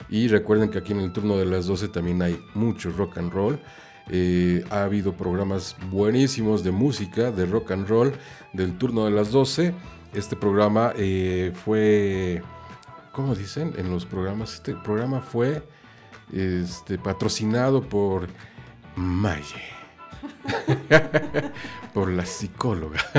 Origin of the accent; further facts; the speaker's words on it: Mexico; now in Ireland; estoy viviendo en Irlanda, pero bueno, soy mexicano